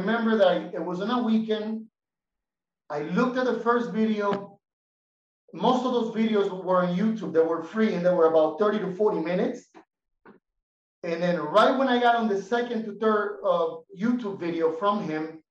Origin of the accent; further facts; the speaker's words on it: Miami, Florida, United States; moved away as an adult; now in Bolivia; I was raised in Miami. I lived in Miami for about 14 years.